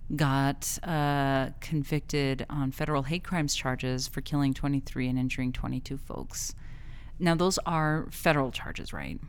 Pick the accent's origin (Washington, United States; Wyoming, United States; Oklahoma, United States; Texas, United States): Texas, United States; El Paso; I grew up in El Paso